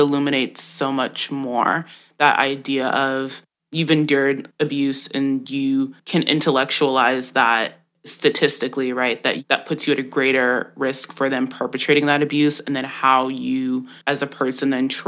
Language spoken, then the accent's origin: English; Jamaica; I'm Jamaican, and so I grew up on those stories